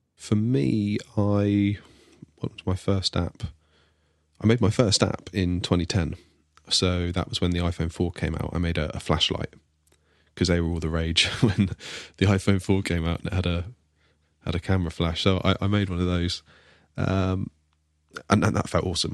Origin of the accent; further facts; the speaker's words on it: Devon, South West England, United Kingdom; I'm the one from Devon.